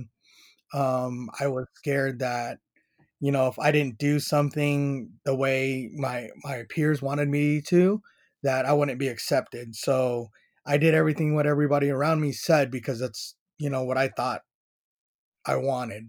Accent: San Diego, California, United States; I grew up in Paradise Hills

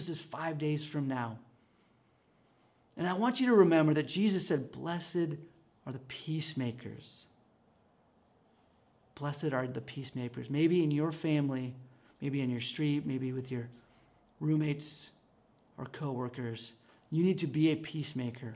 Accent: Escondido, California, United States; I grew up in church in Escondido

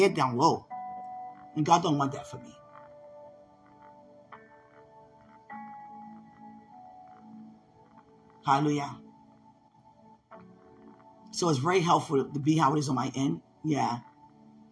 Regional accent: United States; I'm over here from America

